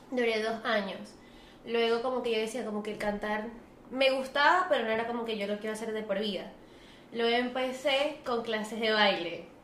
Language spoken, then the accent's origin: Spanish; Venezuela; porque los somos de Venezuela.